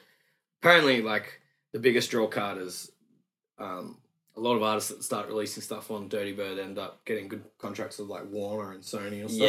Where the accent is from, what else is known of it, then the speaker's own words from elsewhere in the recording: Brisbane, Queensland, Australia; Yeah, grew up in Nunda, which is a great little area. The area that I lived in Nunda was fine when I was little.